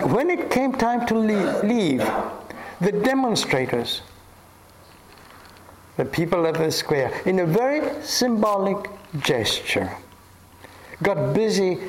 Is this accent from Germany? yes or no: no; Argentina; I grew up in Argentina in such a culture